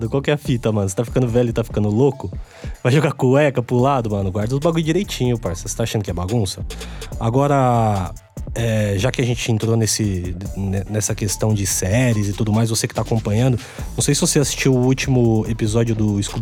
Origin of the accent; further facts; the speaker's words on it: São Bernardo do Campo, São Paulo, Brazil; Agora, todo mundo sabe que somos amigos de longa data, somos de São Bernardo do Campo, né? A gente já bebeu bastante cerveja ali na Prestes Maia.